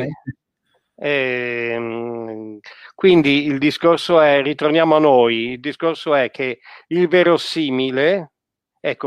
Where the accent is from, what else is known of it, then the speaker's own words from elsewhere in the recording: Italy; di noi italiani